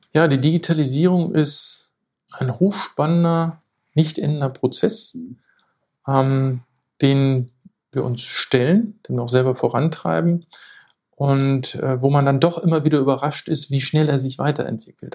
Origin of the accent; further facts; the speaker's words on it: Lower Saxony, Germany; moved away as an adult; now in Hamburg, Germany; bin gebürtiger Niedersachse